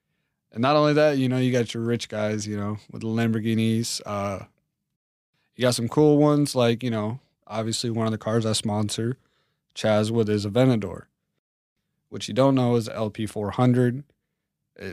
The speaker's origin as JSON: {"language": "English", "region": "East Coast", "country": "United States", "said": "I'm from the East Coast. You know, I was raised to a certain method of life, military dad."}